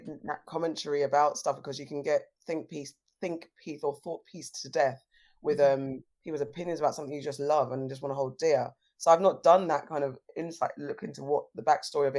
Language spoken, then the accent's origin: English; London, United Kingdom; I grew up in South London